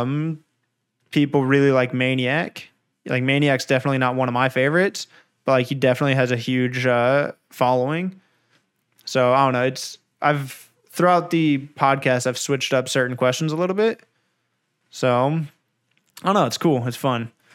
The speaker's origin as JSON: {"language": "English", "region": "California", "country": "United States", "tie": "born or raised there", "also_born_or_lived": "Anaheim", "said": "I've lived in California my whole life"}